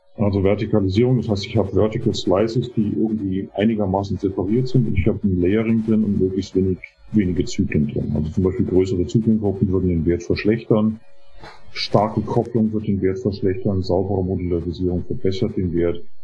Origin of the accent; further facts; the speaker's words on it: Munich area, Bavaria, Germany; moved away as an adult; now in United States; ich komme ursprünglich aus der Münchner Gegend, bin 2018 in die Vereinigten Staaten gezogen